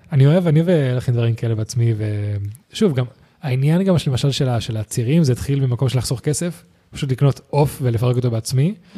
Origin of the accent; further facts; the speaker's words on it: Spain; also born or lived in United States; now in Israel; אני מספרד